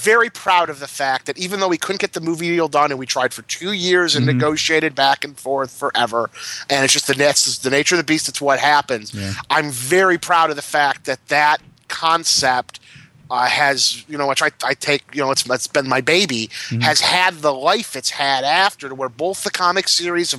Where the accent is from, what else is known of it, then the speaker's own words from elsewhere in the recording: Detroit, Michigan, United States; I was growing up in Detroit